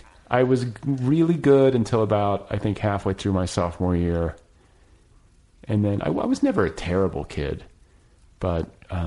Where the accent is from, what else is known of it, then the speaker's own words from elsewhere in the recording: Midwest, United States; I was raised in the Midwest.